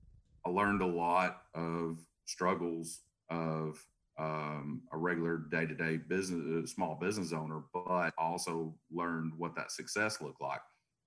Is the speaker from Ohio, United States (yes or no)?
no; Chattanooga, Tennessee, United States; So here in Chattanooga, Tennessee.